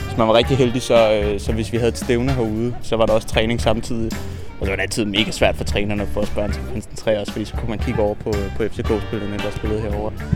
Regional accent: Frederiksberg, Capital Region of Denmark, Denmark; Jeg er født og opvokset her på, på Frederiksberg

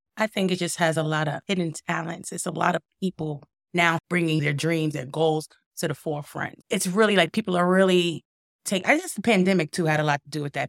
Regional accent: Brooklyn, New York, United States; now in Binghamton, United States; I'm from Brooklyn or, originally

